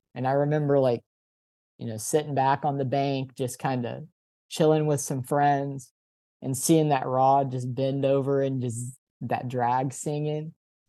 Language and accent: English; Dallas, Texas, United States; moved away; So I grew up in Dallas, and the Dallas area, I've learned from living in a lot of other places, the Dallas area is just insanely rich in fishing spots, especially just urban fishing spots